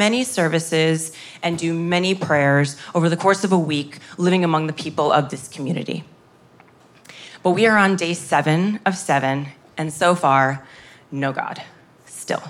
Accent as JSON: {"language": "English", "country": "United States", "said": "I'm from America"}